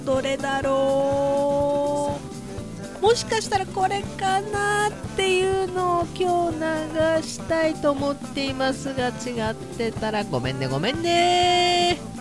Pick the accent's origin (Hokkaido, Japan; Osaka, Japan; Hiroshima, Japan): Hokkaido, Japan; Obihiro; 寒い地域に生まれ育ったんだからねで住んでるんだからね